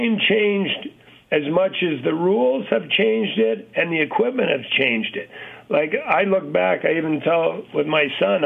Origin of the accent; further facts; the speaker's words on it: Montreal, Quebec, Canada; moved away; also born or lived in Chicago / Toronto; We moved to Montreal when I was 2 months old